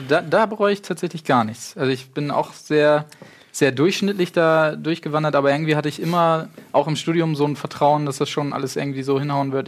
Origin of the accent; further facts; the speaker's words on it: Achim, Lower Saxony, Germany; Gebürtig, äh, aus Achim